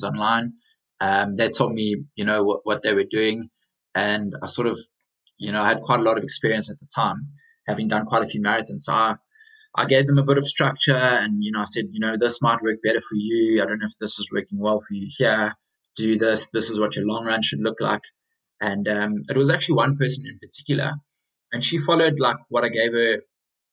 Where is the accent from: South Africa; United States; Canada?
South Africa; moved away as an adult; now in London, United Kingdom; I'm originally from South Africa. So I got into my running back in South Africa. I then moved across to London just under 4 years ago